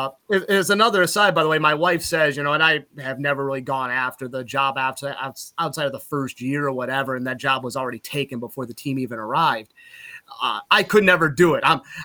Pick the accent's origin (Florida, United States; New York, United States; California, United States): New York, United States; Utica; moved away as an adult; also born or lived in New Hartford, New York; now in Eau Claire, Wisconsin, United States; I'm very prideful of Utica, very prideful of my hometown